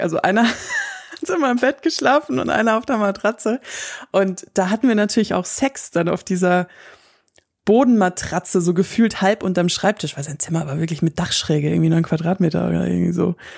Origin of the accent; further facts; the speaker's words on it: Southern Germany, Germany; wir wohnen ja im Süden von Deutschland und ich komme auch aus der Gegend